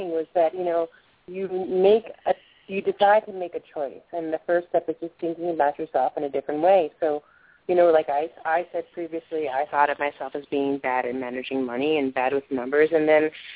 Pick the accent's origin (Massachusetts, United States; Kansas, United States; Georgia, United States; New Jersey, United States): New Jersey, United States; I grew up in New Jersey in a more rural area